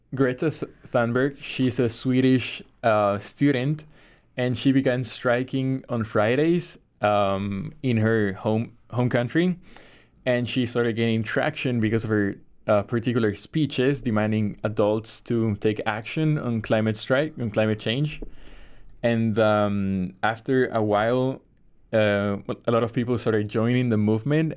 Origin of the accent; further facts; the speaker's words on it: Bolivia; now in Chicago, United States; I am from Bolivia, South America